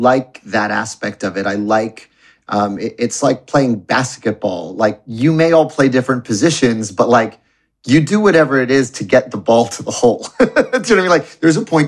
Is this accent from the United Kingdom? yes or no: no; New York City, New York, United States; I was born in Roosevelt Hospital in New York City